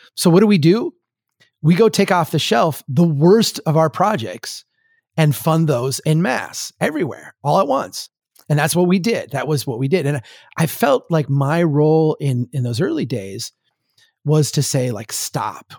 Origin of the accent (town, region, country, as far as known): Brainerd, Minnesota, United States; born or raised there